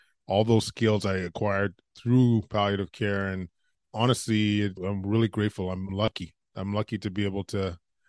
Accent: Edmonton, Alberta, Canada; Yeah, I grew up in Edmonton, Alberta, went to med school out there.

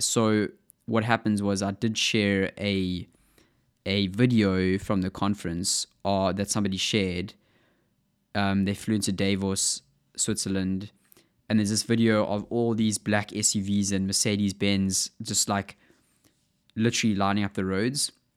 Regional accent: South Africa; accent: South African; my South African accent

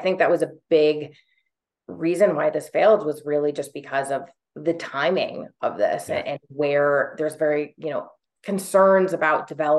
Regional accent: Colorado, United States; usually when I introduce myself to people and say, you know, I'm from Colorado, no, I don't ski.

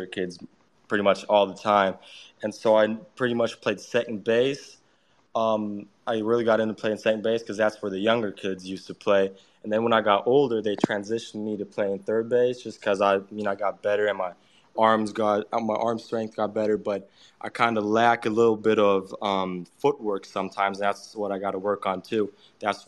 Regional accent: Mainz, Rhineland-Palatinate, Germany; also born or lived in Pittsburgh, United States / Tampa, Florida; I went to kindergarten in Germany too since I was 5 years old. So throughout my whole school year, like school, I've been in Germany always

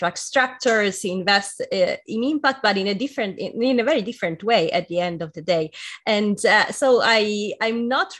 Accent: Italy; I'm Italian too

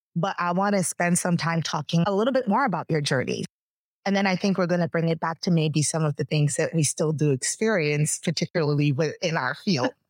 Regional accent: Bahamas; moved away; I am from the Bahamas. Our country is about 85% Black. So growing up, almost everybody looked just like me

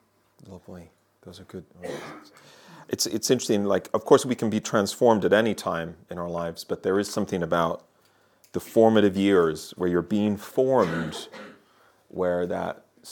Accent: Ireland; also born or lived in Germany; now in Birmingham, United Kingdom; I grew up in Ireland and Germany, everywhere people thinking that I'm from somewhere else. And now I've been living in Birmingham for my whole adult life, and I've been there for a long time.

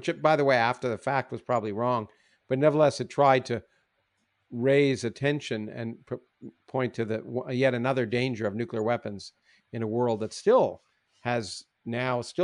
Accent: Canada; I grew up in Canada

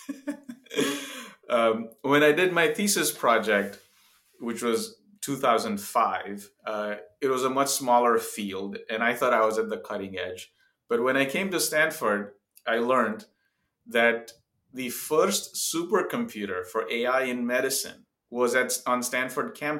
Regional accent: India; moved away as an adult; also born or lived in Zambia; now in United States; I grew up in India, a few years in Africa, actually, as a child, in Zambia for 3 years

